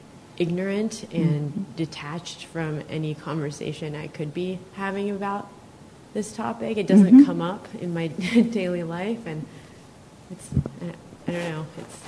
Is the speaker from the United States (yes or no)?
yes; Palo Alto, California, United States; I grew up in Palo Alto. I live in Palo Alto.